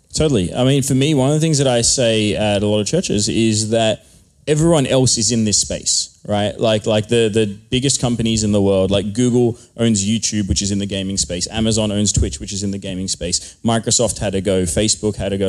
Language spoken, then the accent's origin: English; Australia; I am from Australia